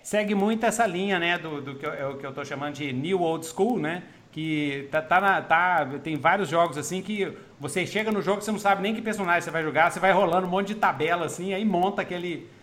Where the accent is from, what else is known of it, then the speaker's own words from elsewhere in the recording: Minas Gerais, Brazil; eu sou mineiro que fala uai